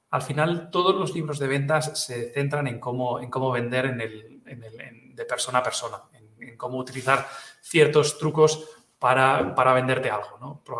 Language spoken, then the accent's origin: Spanish; Catalonia, Spain; first language Catalan; Spanish is a second language; lo hice en catalán, que es mi lengua materna